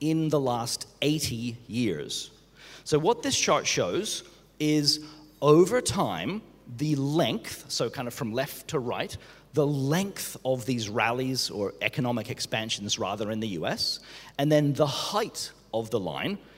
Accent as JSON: {"language": "English", "country": "Australia", "moved": "yes", "said": "I'm Australian"}